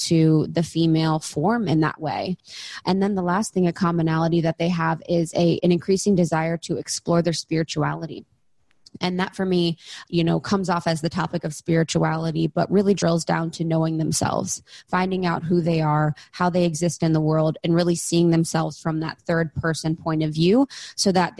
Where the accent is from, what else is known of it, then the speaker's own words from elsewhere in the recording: Ohio, United States; moved away; coming from a small town in Ohio